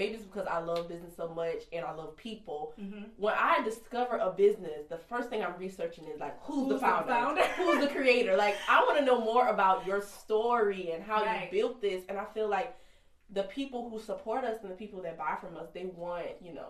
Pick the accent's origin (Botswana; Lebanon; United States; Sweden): United States; Kingstree, South Carolina; I'm from King Street, South Carolina. Super country.